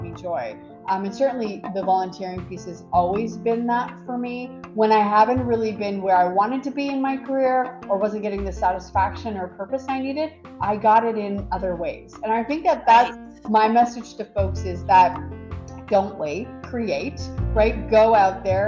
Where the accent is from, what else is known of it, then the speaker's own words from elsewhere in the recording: Quebec, Canada; moved away as an adult; now in Ottawa, Canada; I didn't grow up in Ottawa, I grew up in Quebec